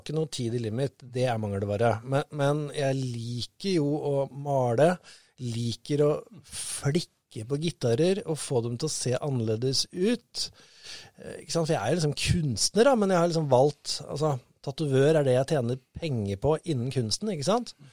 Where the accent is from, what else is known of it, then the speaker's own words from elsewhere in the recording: Moss, Østfold, Norway; jeg er mossing